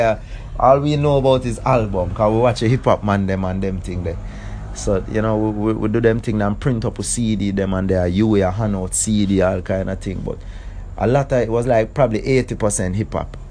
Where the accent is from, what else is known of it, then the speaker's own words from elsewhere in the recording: Kingston, Jamaica; Town man, Kingston.